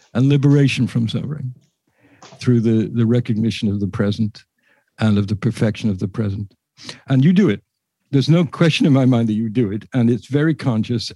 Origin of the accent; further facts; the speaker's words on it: England, United Kingdom; I'm English